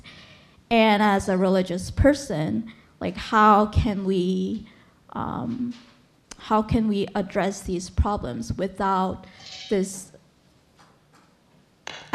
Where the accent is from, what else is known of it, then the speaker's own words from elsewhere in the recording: South Korea; I'm from South Korea